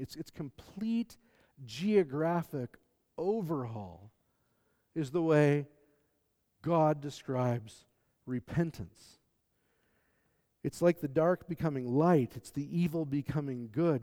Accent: the American South, United States; I'm from the American South

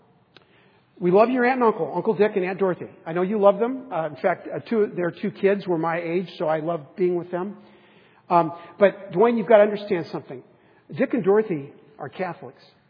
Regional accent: San Diego, California, United States; we grew up in San Diego

